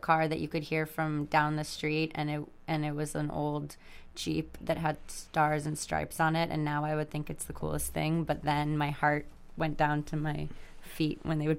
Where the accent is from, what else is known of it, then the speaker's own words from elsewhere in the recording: Long Island, New York, United States; I grew up on Long Island.